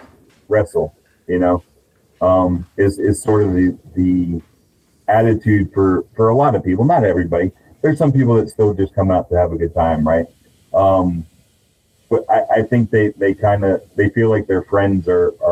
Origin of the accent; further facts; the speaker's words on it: Central Texas, United States; I'm from Central Texas